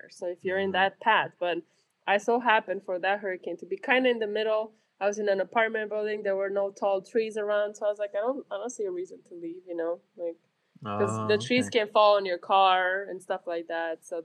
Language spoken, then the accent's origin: English; South Carolina, United States; Like I'm I'm from South Carolina, you know.